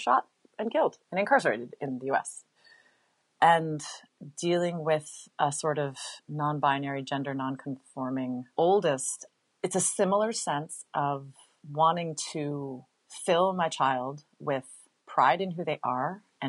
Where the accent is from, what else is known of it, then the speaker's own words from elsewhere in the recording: Hawaii, United States; I grew up in Hawaii.